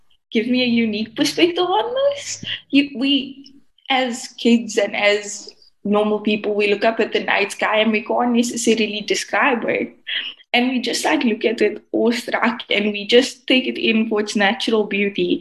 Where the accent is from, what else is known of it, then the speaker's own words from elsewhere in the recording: Cape Town, Western Cape, South Africa; I'm from the Cape Flats in Cape Town, South Africa. That's where I'm from.